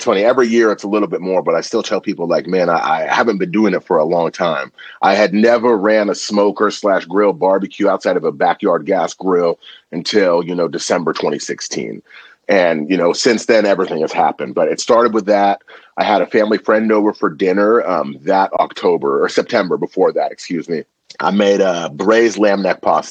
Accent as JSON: {"language": "English", "town": "Napa", "region": "California", "country": "United States", "tie": "born or raised there", "also_born_or_lived": "Vallejo, California", "said": "I grew up in Napa, California. Now I live in Vallejo"}